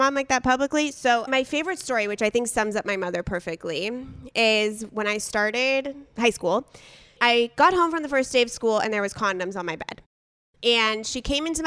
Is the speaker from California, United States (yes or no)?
yes; San Diego, California, United States; I'm in San Diego. She's in LA, but we grew up in San Diego together